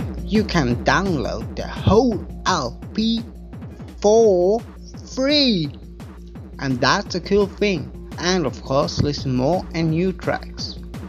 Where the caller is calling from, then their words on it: Vienna, Austria; accent: Viennese; So I'm sending greets from Vienna to Styria in German, Der … in die Steiermark. Well, this was rather Viennese dialect